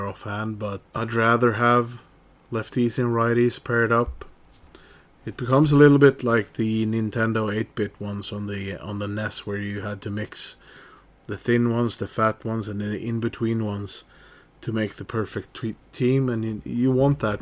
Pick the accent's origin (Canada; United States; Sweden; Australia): Sweden; Gävle, Gävleborg County; my hometown of Gävle